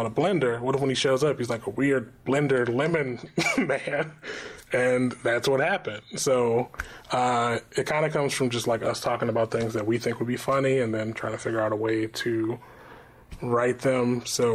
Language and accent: English; Michigan, United States; moved away; I'm from the Midwest, which is not the East Coast